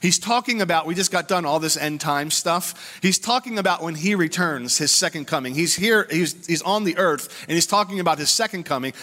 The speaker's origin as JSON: {"language": "English", "country": "United States", "said": "us as American Christians"}